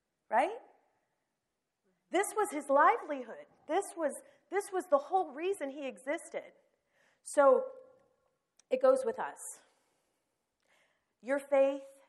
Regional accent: Toledo, Ohio, United States; moved away as an adult; now in Florida, United States; God moved John and me from our hometown where we had lived our entire lives with our family and friends

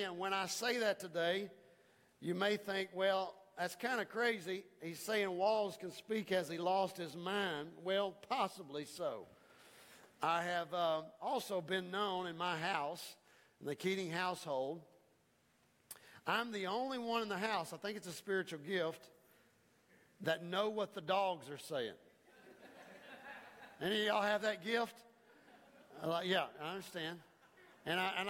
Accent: United States; I'm an American

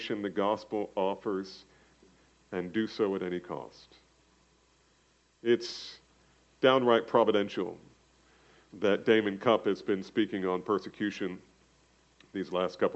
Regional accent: New Jersey, United States; New Jersey, go figure, my home state

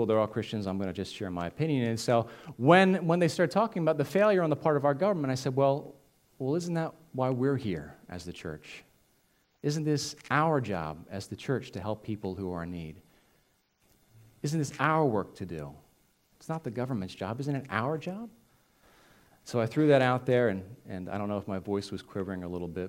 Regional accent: United States; as American citizens

